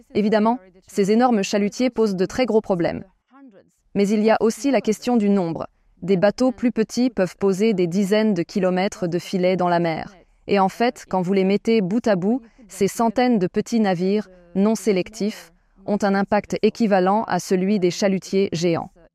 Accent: France; chez nous en France

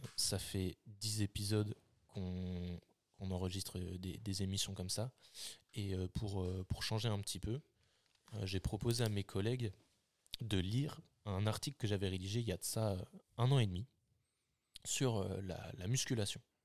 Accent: Lille, Hauts-de-France, France; nous on est de Lille

